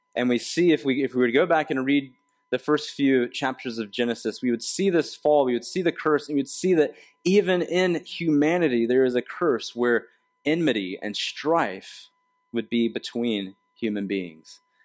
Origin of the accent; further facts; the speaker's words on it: the South, United States; moved away; I grew up in the South where we have this, like, um, second person plural, y'all